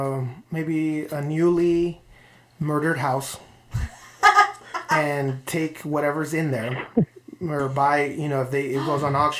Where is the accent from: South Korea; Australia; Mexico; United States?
Mexico; moved away; I grew up in Mexico